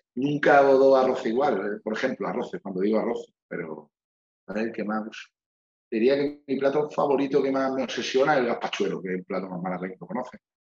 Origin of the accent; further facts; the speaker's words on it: Málaga, Andalusia, Spain; que yo mi Málaga la defienda capa y espada